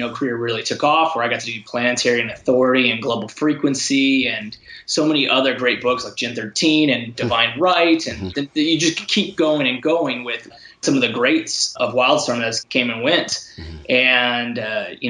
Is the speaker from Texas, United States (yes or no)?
no; San Diego, California, United States; I grew up in San Diego, the home of San Diego Comic-Con